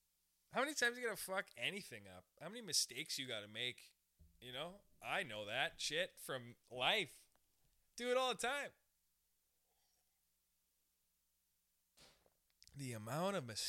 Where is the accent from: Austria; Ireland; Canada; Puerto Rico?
Canada; We're Canadian. Okay, I'm Canadian. We're Canadians